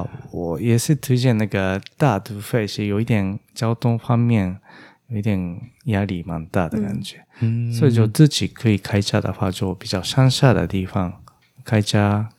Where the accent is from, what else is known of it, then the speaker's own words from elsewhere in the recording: Japan; Chinese is a second language; 但我日本人觉得那个那边的东川町那边是现现在很红了哦